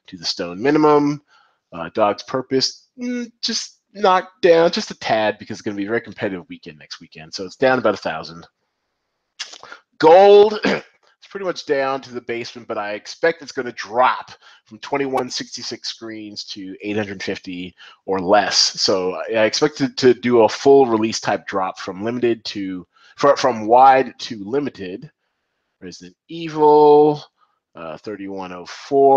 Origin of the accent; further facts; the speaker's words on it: Seattle, Washington, United States; moved away; also born or lived in Atlanta; I'm from Seattle, went to school in Atlanta